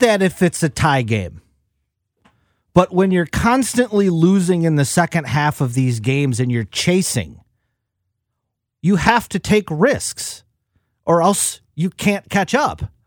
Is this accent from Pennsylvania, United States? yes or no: no; Wisconsin, United States; I grew up in Wisconsin